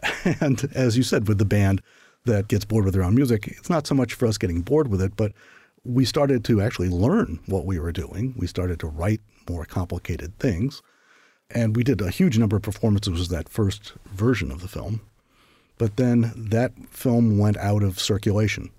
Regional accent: St. Louis, Missouri, United States; moved away as an adult; also born or lived in Iowa / Paris, France; I'd grown up in Saint Louis and Iowa

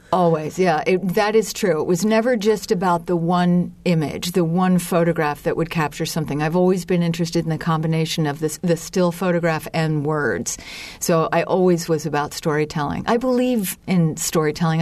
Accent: Lancaster, Pennsylvania, United States; I growing up in Lancaster, Pennsylvania was kind of like uh, growing up on a on another planet

